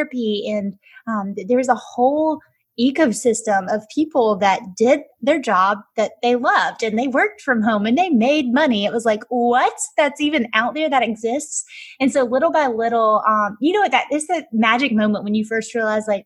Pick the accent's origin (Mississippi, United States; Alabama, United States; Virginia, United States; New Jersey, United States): Alabama, United States; moved away as an adult; now in Atlanta, United States; I grew up, hence my accent, in Alabama